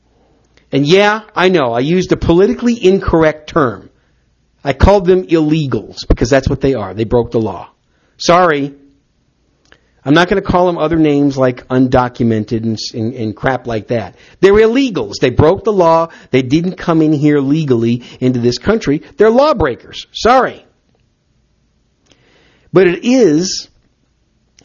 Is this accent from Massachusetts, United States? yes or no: no; Wisconsin, United States; moved away as an adult; now in Texas, United States; I'm from the Upper Midwest. I'll always call Wisconsin home. It's always home. Even though, you know what? I've lived in Texas